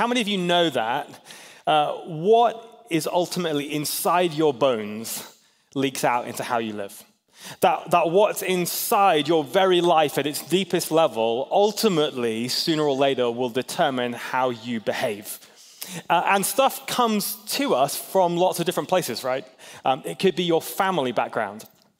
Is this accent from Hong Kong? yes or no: yes; Hong Kong; now in United States; I grew up in Hong Kong mostly.